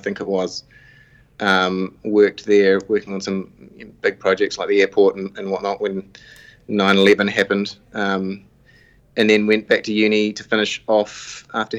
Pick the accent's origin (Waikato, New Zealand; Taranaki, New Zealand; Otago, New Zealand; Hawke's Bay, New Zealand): Waikato, New Zealand; Paeroa; moved away as an adult; also born or lived in Auckland; I grew up in the Waikato, so in Pairoa